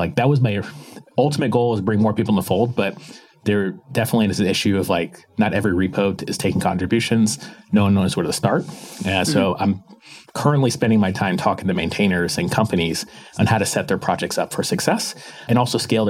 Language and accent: English; Palm Harbor, Florida, United States; moved away; Just outside of Tampa, Florida, in a small town called Palm Harbor